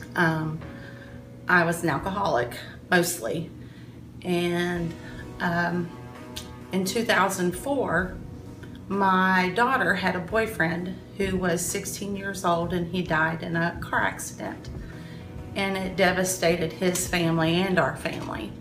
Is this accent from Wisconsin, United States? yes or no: no; Williamstown, Kentucky, United States; I grew up in Williamstown, Kentucky